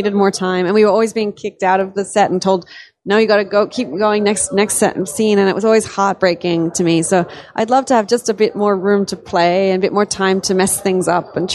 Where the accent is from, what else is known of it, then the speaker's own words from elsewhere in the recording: Australia; I'm Australian, and my granddad actually owned a pub